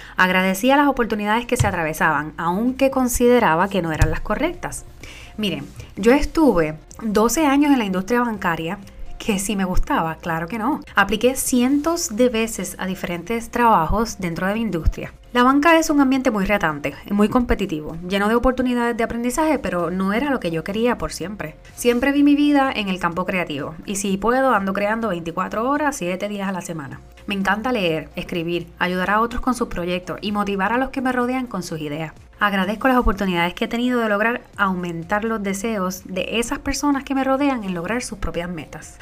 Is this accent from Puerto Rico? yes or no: yes; Puerto Rico; moved away; yo soy la boricua fuera de la isla.